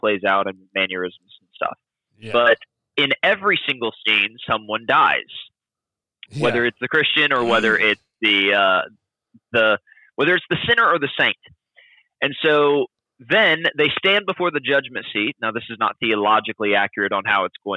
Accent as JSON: {"language": "English", "town": "Logansport", "region": "Indiana", "country": "United States", "tie": "born or raised there", "also_born_or_lived": "Peru, Indiana", "said": "I grew up in Indiana. Lived there for pretty much 18 years, 15 years in a town called Logansport, and 3 years in a town called Peru"}